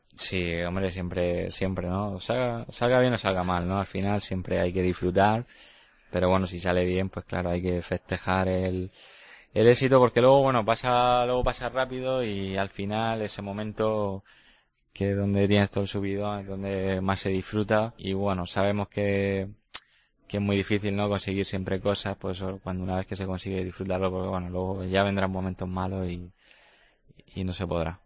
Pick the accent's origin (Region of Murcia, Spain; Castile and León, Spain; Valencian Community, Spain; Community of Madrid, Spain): Region of Murcia, Spain; Llano de Brujas; por Llano de Brujas, por mi pueblo